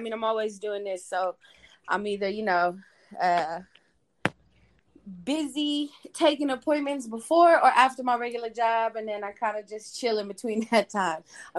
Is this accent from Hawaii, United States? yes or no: no; Bay Area, California, United States; moved away as an adult; now in Las Vegas, United States; I'm from the Bay Area, actually.